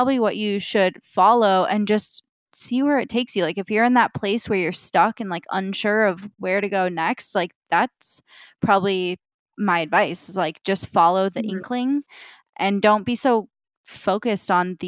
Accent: Midwest, United States; we're both Midwestern girls from not like big cities

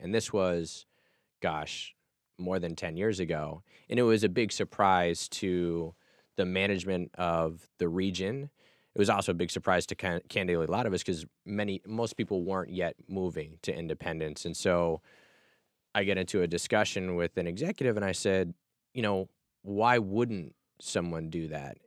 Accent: Massachusetts, United States; I grew up in Massachusetts

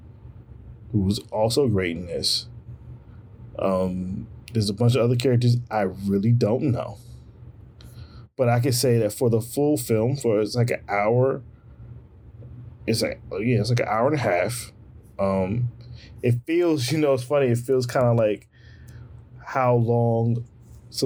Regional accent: United States; as an American

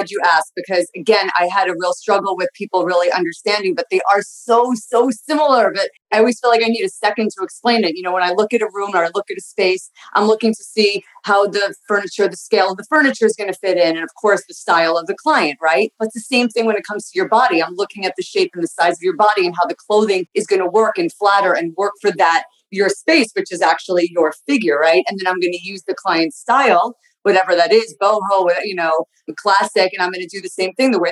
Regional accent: Long Island, New York, United States; moved away as an adult; now in Boca Raton, United States; I grew up in Long Island and and the city, depending which time of my life. I moved into the city at 18. I was there for 10 years and then moved to Boca in 2009.

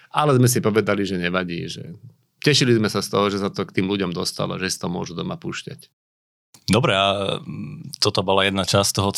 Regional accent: Michalovce, Košice Region, Slovakia; ja som rodák z Michalovec

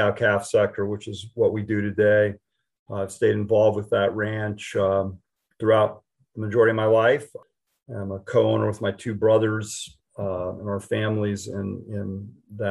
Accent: Western Colorado, United States; moved away; I grew up in Western Colorado

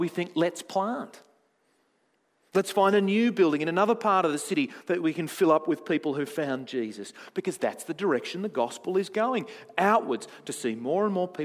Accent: Tasmania, Australia; I'm from Tasmania.

